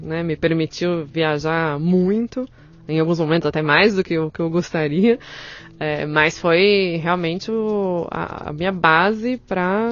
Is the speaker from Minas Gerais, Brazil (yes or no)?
no; São Paulo, Brazil; eu tenho 37 anos, e eu sou de São Paulo